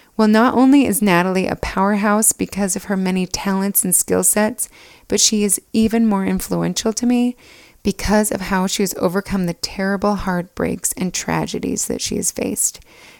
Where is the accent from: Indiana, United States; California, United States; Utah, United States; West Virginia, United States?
Utah, United States; Alpine; But we grew up in Alpine, Utah, just two houses down from each other.